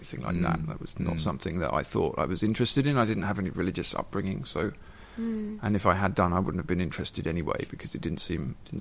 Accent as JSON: {"language": "English", "region": "England", "country": "United Kingdom", "tie": "born or raised there", "moved": "as an adult", "lives_now": "Ireland", "said": "When I grew up in England in the 80s"}